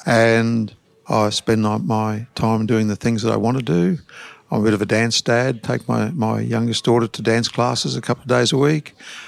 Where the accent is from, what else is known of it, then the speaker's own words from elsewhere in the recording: Queensland, Australia; also born or lived in Victoria, Australia / Dalby, Queensland; now in Brisbane, Australia; We lived in Dolby, first of all. I was born in Victoria. Then we came to Queensland, went to Dolby. Then I was probably in year seven when we came to Brisbane. Lived here most of my life.